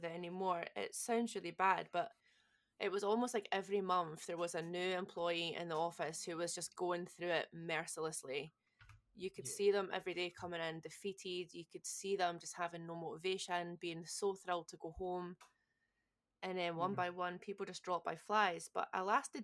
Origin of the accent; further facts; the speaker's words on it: Scotland, United Kingdom; accent: Scottish; moved away; someone had clocked my accent, and they were also Scottish. So there was like three of us all Scottish